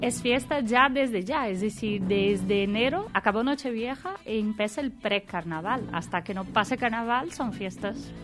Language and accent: Spanish; Minas Gerais, Brazil; Spanish is a second language; now in Spain; yo soy del interior de Brasil, de Minas Gerais